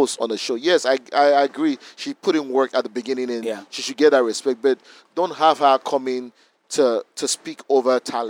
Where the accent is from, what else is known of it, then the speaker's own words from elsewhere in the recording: Nigeria; as a Nigerian